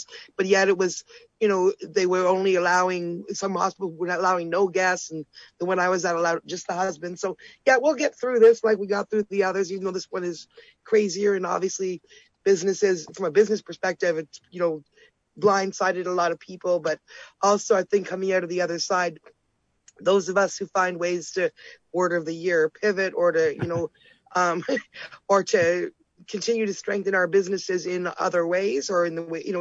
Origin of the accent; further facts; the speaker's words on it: near Toronto, Ontario, Canada; I'm coming to you from my hometown up here. Yeah, I'm in, you know, near Toronto